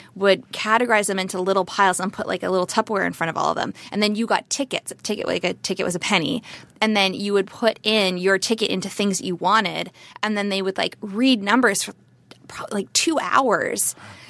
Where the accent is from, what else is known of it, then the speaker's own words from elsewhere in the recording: Cambridge, Ontario, Canada; So I'm from Cambridge, Ontario.